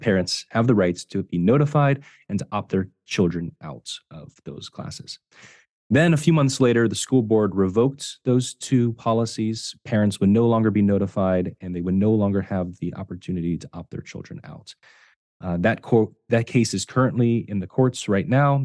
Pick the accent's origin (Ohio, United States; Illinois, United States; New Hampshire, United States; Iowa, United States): Ohio, United States; I, I was myself homeschooled in, growing up in Ohio